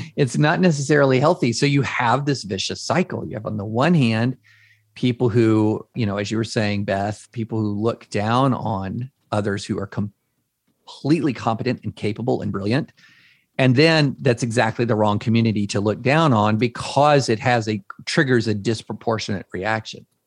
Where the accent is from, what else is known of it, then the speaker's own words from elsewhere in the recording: Georgetown, Kentucky, United States; moved away as an adult; also born or lived in Opelika, Alabama / Nashville, Tennessee; I grew up in Georgetown, Kentucky